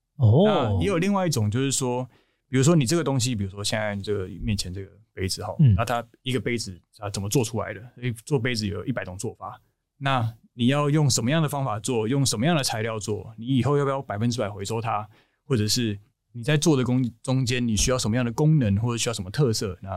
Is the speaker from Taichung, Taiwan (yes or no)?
yes; Taichung, Taiwan; 我们台中人